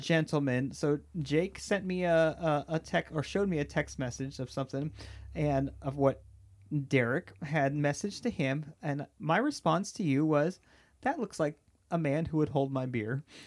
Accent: Southern California, United States; I am from Southern California

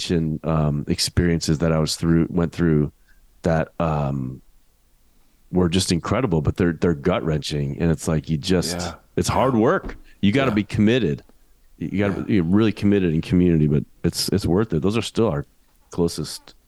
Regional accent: United States

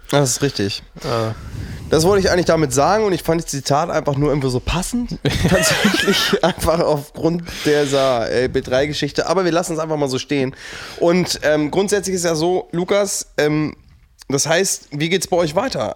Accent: Burgdorf, Lower Saxony, Germany; ich komme aus Burgdorf, das liegt so zwischen Celle und Hannover

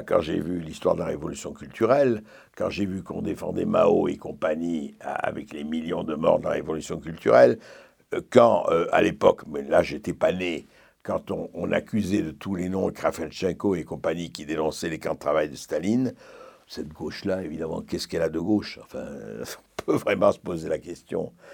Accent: Lebanon; first language French; Le français était ma langue maternelle, mais je parlais arabe avec les gens dans la, je voyais avec dans, la rue et ailleurs

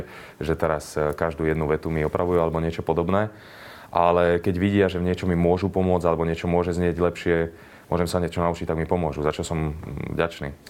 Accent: western Slovakia, Slovakia; ja som zo západu

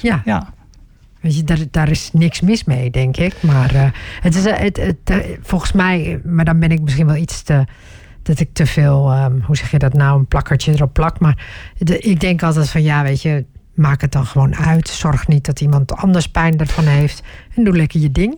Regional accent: Groningen, Netherlands; Ik ben zelf opgegroeid in Groningen

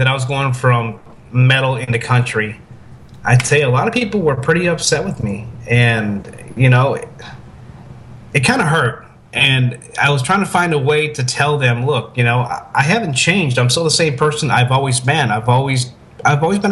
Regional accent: Tampa, Florida, United States; early days of being here in Tampa, growing up in Tampa

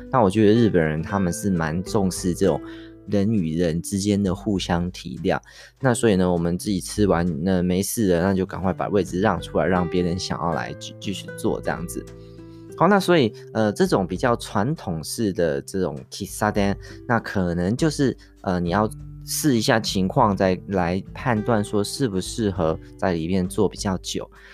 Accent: Taiwan; 我们台湾人很爱用来念书的这个麦当劳哈，这个，呃，什么，Mister Donuts 哈之类的这种素食店

